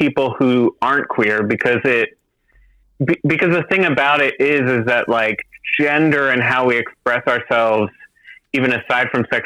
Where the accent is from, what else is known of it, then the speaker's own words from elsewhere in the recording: just outside Philadelphia, New Jersey, United States; now in Boston, United States; I'm from New Jersey. I'm from just outside Philly originally.